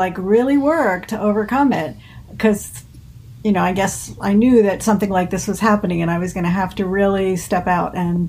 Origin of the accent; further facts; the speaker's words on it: Jersey Shore, near Red Bank, New Jersey, United States; also born or lived in Washington Township, Warren County, New Jersey; I grew up on the shore. Okay. In the northern part of the shore near Red Bank.